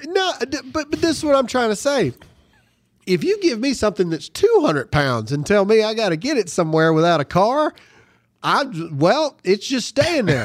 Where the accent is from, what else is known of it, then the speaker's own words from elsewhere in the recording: Mississippi, United States; my home state of Mississippi